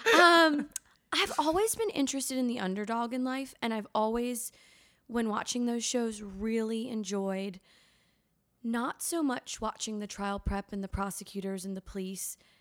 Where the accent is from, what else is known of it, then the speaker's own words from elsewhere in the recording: Litchfield County, Connecticut, United States; moved away as an adult; now in Charleston, United States; I grew up in Litchfield County, Connecticut